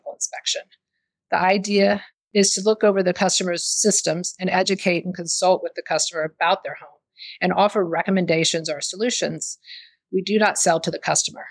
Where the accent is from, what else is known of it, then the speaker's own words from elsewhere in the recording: the South, United States; now in Austin, United States; I'm from the South